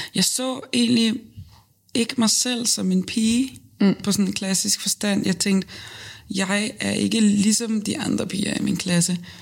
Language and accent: Danish; Lolland, Zealand, Denmark; also born or lived in Nykøbing Falster; Så er jeg fra Lolland, fra en lille bitte, bitte flække, der hedder øh, Røde Station